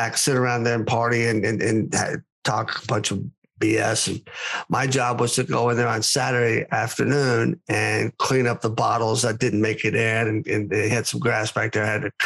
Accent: Lexington, Kentucky, United States; also born or lived in Ohio; now in Oklahoma, United States; I was born and raised in Lexington, Kentucky

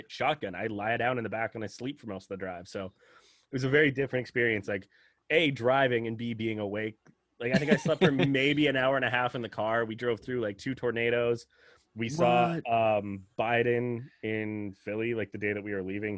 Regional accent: Canada; I'm Canadian.

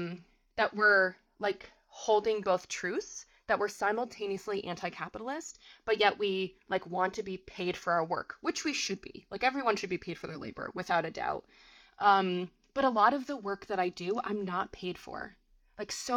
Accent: Vermont, United States; moved away; also born or lived in New York City; I grew up in a very small town in Vermont. Still to this day, my hometown does not have a traffic light

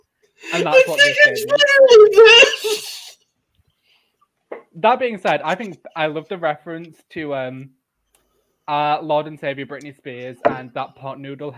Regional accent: York, Yorkshire and the Humber, United Kingdom; I'm from York.

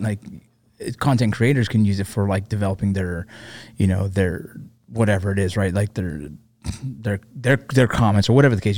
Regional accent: Los Angeles, California, United States; I grew up, I was born eighty-one, so I grew up there

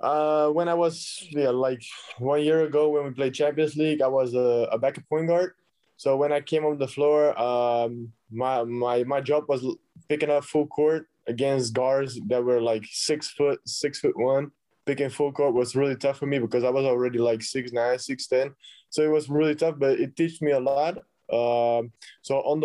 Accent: Belgium; I'm coming from Belgium.

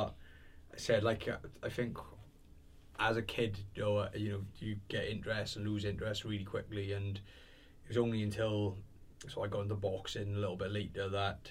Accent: Swansea, Wales, United Kingdom; I grew up in Townhill in Swansea.

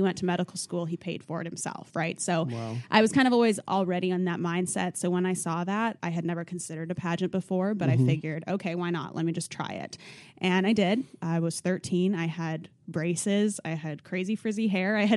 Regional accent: Gering, Nebraska, United States; So I grew up in Nebraska in a small town, rural area. It's about 3,000 people. It's a town called Gearing

